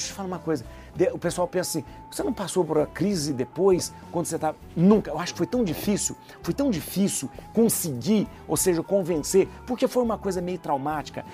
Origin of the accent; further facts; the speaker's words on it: interior of Minas Gerais, Brazil; Eu sou de uma cidade do interior de Minas, né?